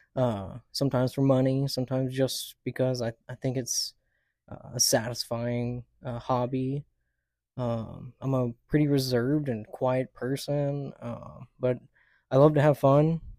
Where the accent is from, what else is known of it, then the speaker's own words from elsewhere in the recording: Dallas, Texas, United States; also born or lived in El Paso, Texas / Oklahoma (family); I grew up in the D F W area for basically my whole life. I was born in El Paso